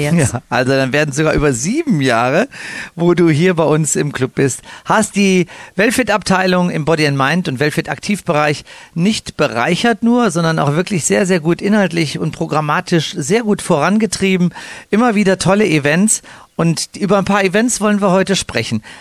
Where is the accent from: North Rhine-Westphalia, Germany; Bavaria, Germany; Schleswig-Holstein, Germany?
North Rhine-Westphalia, Germany; Cologne; moved away; Ich bin ja als Kölsche Jung